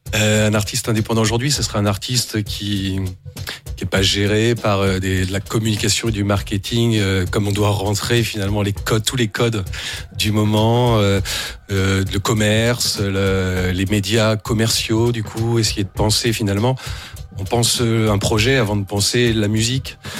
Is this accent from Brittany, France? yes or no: no; Blois, Centre-Val de Loire, France; je suis né à Blois